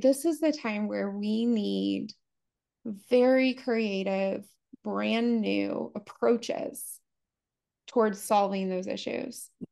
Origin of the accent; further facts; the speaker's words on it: United States; I grew up really poor. I'm from the United States, as you can hear